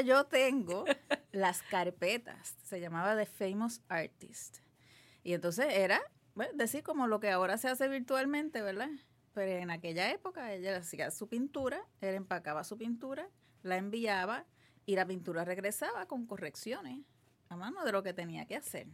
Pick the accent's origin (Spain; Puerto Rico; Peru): Puerto Rico; Guaynabo; also born or lived in Santurce; nací en Santurce, pero me crié en Guaynabo casi toda, toda mi vida